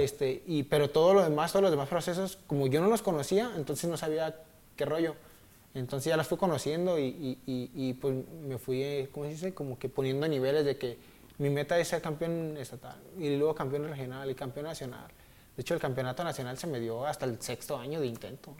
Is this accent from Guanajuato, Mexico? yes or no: no; Zapopan, Jalisco, Mexico; soy de Zapopan, de una colonia que le dicen La Chori, Jardines de, Nuevo México